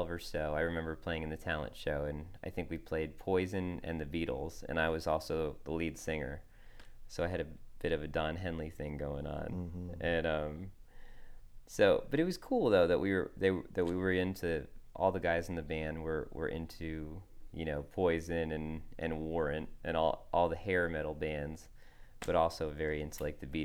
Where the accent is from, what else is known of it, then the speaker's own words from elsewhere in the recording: Northeast, United States; I grew up in the Northeast